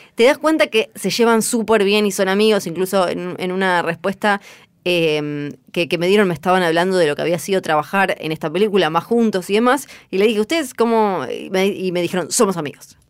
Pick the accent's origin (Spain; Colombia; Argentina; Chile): Argentina; Yo soy de Argentina